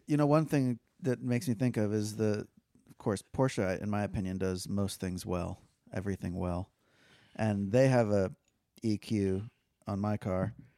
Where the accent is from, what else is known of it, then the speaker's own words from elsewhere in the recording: Fort Lauderdale, Florida, United States; I grew up in Fort Lauderdale